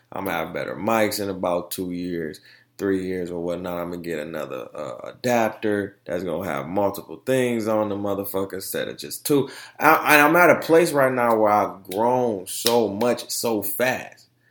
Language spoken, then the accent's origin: English; Detroit, Michigan, United States; I'm from Detroit.